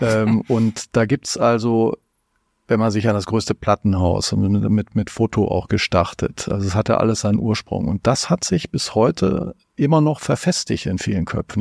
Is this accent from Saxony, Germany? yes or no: no; North Rhine-Westphalia, Germany; komme ich aus Nordrhein-Westfalen